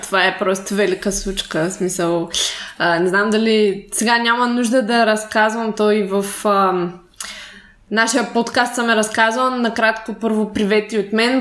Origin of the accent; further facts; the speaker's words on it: Shumen Province, Bulgaria; аз съм от Шумен